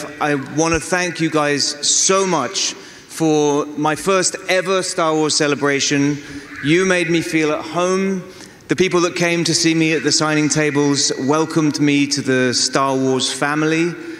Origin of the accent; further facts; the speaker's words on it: London, United Kingdom; And none other than my hometown, London, England.